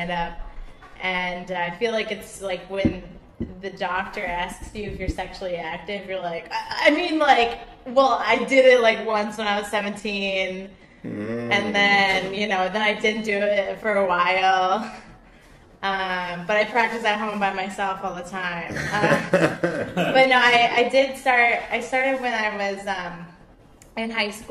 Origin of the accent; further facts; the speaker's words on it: Connecticut, United States; now in New York City, United States; I grew up in Connecticut